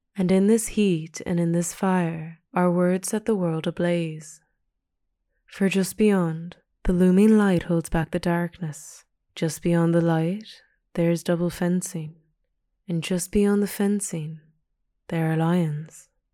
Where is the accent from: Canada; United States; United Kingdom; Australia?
Canada; Pacific Northwest of Canada, British Columbia; moved away; Growing up in the Pacific Northwest of Canada